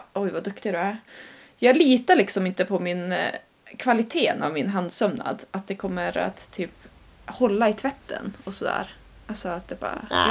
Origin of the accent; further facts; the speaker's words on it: Sweden; så känner jag ju som svensk